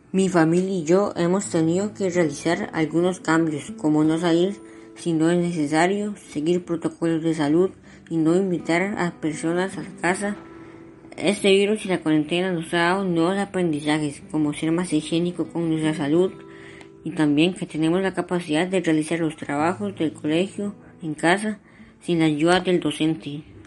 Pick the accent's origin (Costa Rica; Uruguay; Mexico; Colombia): Costa Rica; en mi país